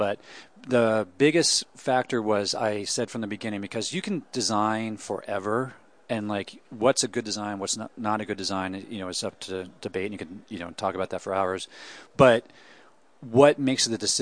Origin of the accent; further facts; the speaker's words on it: Pittsburgh, Pennsylvania, United States; also born or lived in New York / Catskills, New York; now in Detroit, United States; I grew up in Pittsburgh, then I lived in New York, then I lived in the Catskills in New York, so Detroit